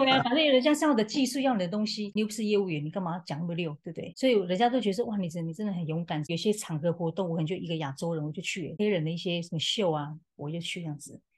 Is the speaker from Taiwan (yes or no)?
yes; Malipa tribe, Lixing Village, Ren'ai Township, Nantou County, Taiwan; now in New York, United States; 我出生在南投县仁爱乡的立行村马列坝部落，那目前定居在纽约